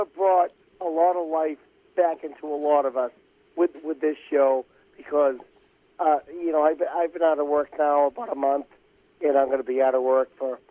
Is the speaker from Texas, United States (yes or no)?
no; Boston, Massachusetts, United States; accent: Boston